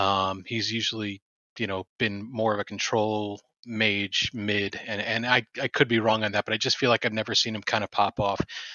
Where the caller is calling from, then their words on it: Detroit, Michigan, United States; Detroit, Michigan.